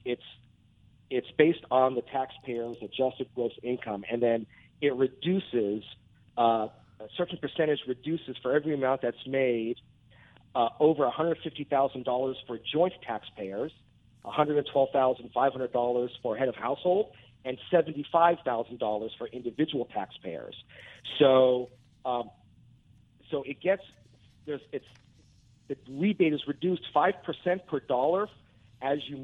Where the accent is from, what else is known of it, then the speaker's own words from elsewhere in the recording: Anaheim, California, United States; I grew up in Anaheim going to Angels games my whole life